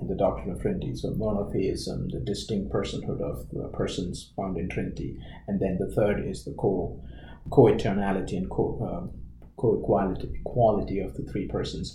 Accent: Kerala, India; I come from Kerala, that part of India

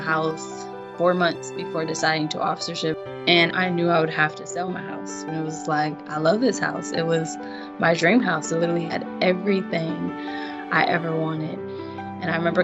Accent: Milwaukee, Wisconsin, United States; also born or lived in Jackson, Mississippi / Dallas, Texas / Madison, Wisconsin; Our mom moved us to Milwaukee, Wisconsin when I was about 4. So that's what I consider home. That's where I got all my education

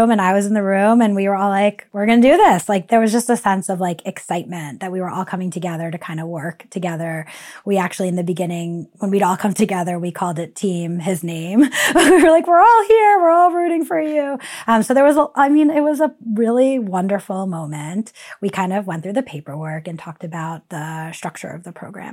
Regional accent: New York City, New York, United States; also born or lived in Long Island, New York; I grew up in New York City in Queens, as well as Long Island, a suburb of New York City

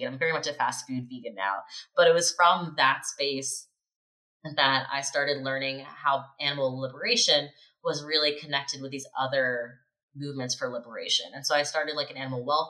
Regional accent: Morgantown, West Virginia, United States; moved away as an adult; also born or lived in Maryland / Budapest; I grew up in Morgantown, West Virginia

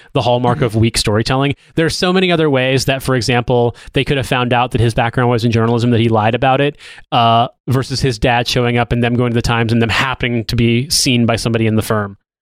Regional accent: United States; moved away as an adult; now in United Kingdom; I'm an American

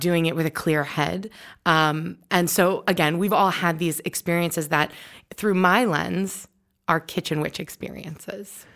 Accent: New York, United States; I'm from New York.

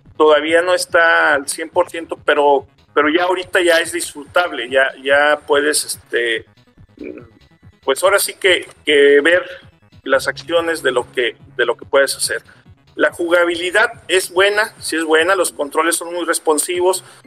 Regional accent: Mexico; como mexicanos

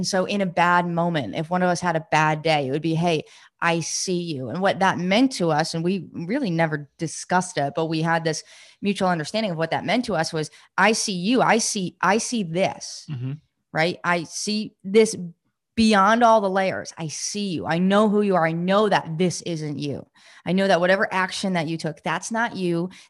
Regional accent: New York, United States; I grew up in New York, and we had, you had a lot of like lakes and ponds and stuff, but we used to swim in lakes, and we grew up in a lake community, my family.

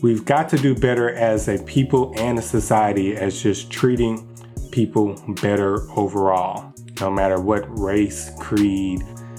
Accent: Texas, United States; I'm from Texas.

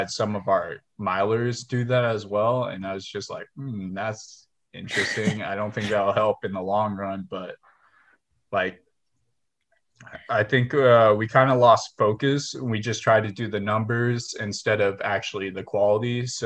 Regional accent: Houston, Texas, United States; It was rough because we had a bunch of like fast swimmers here in Houston, but then once we got uh like older and we started going to national meets, it's like oh, there's more than just Texas swimmers that are fast.

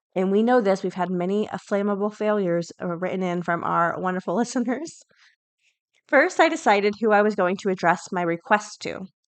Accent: the South, United States; I grew up in the South

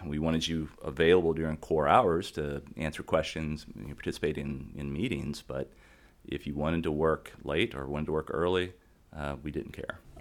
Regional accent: Gainesville, Florida, United States; I say, "Gainesville."

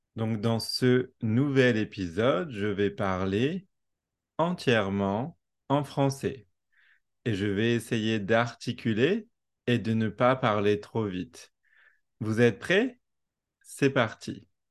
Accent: France; accent: French; first language French; moved away as an adult; also born or lived in New Zealand; quand je parle anglais, j'ai gardé mon accent français

